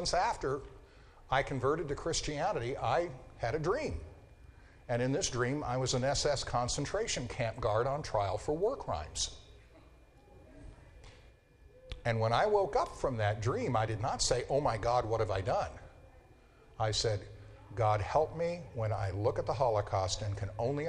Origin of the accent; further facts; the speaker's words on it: Denver, Colorado, United States; When I was growing up in Denver, I went to a school that was about, you know, a public high school, George Washington High School, about 30% Jewish